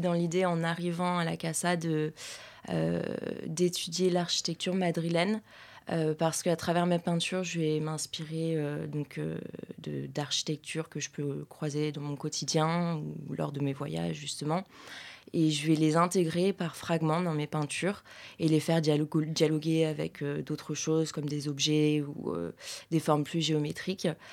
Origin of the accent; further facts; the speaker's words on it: Paris, Île-de-France, France; je suis parisienne